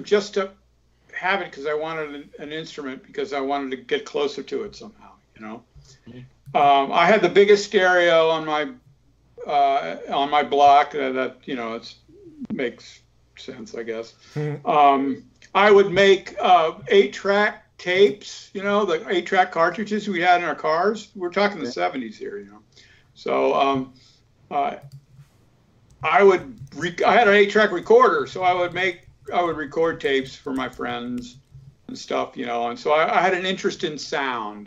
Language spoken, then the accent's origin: English; Florida, United States; moved away as an adult; also born or lived in Atlanta, Georgia / California; now in Lititz, United States; Atlanta's 10 hours away from where I grew up in Florida